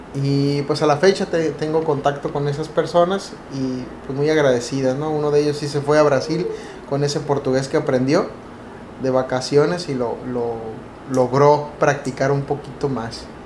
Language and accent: Spanish; Mexicali, Baja California, Mexico; Nosotros somos de México, particularmente la ciudad de Mexicali, Baja California, una ciudad muy calurosa.